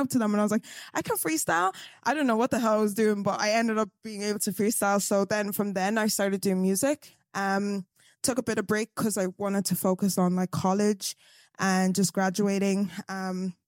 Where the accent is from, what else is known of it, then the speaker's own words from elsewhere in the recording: Galway, Connacht, Ireland; I'm from Galway, little, little town on the west side